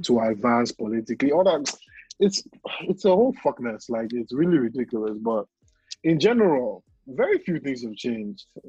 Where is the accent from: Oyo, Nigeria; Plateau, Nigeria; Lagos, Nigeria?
Oyo, Nigeria; Ibadan; moved away; We were born to Nigerian parents in Ibadan.